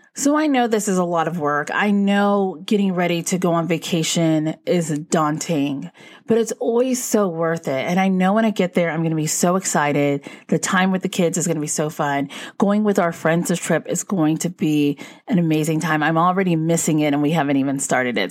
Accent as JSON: {"language": "English", "region": "Northeast", "country": "United States", "said": "we're from the Northeast"}